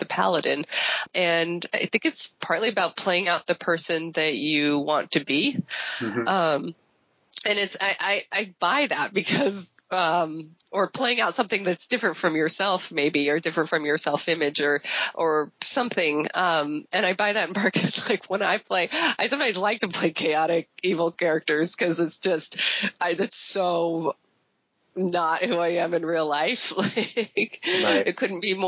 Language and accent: English; San Francisco, California, United States; I'm from San Francisco and, I'm based in San Francisco